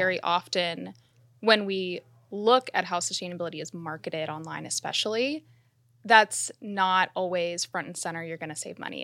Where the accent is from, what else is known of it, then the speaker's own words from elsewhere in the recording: Miami, Florida, United States; I grew up in Miami.